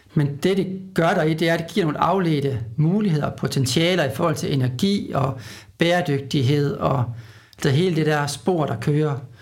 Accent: Aalborg, North Denmark Region, Denmark; moved away; Nu er jeg jo fra Aalborg, så jeg er sådan lidt en tilflytter

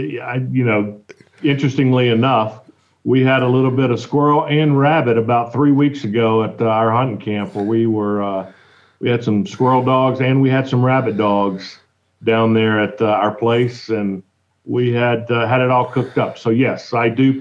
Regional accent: Mississippi, United States; I'm born and raised in Mississippi

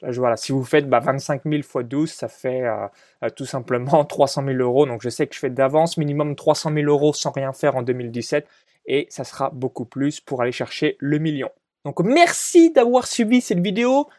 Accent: a small village near Chalon-sur-Saône, Saône-et-Loire, Bourgogne-Franche-Comté, France; moved away as an adult; là où j'ai grandi de zéro à dix-neuf ans dans un petit village de moins de, euh, quatre-vingt-dix habitants, donc, proche de Chalon-sur-Saône

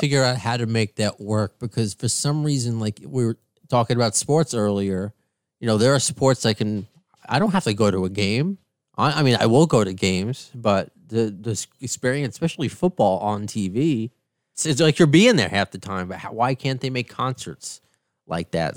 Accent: Long Island, New York, United States; also born or lived in Queens, New York; Even being from New York, where I, I kind of grew up on Long Island

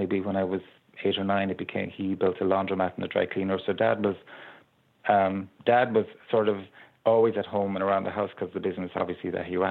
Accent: Ballyheigue, Munster, Ireland; we grew up in Ballyhigh on the beach

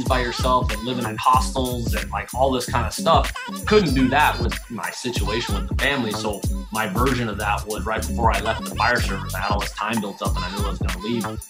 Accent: United States; I'm American

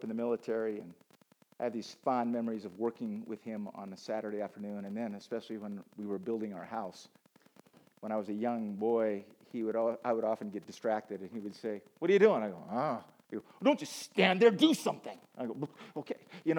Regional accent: Kenya; I grew up in Kenya, where the Maasai would herd sheep and goats.

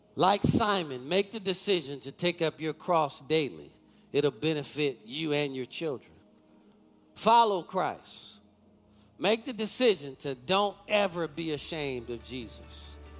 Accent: Detroit, Michigan, United States; I'm from Detroit.

